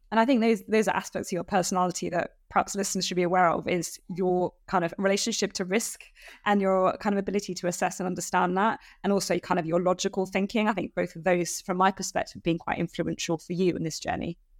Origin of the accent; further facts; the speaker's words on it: United Kingdom; as a British citizen